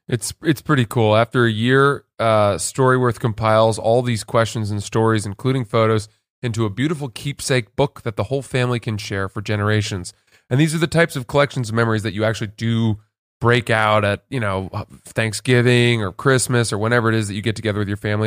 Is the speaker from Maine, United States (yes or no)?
yes; Freeport, Maine, United States; we grew up in Maine and in our town of Freeport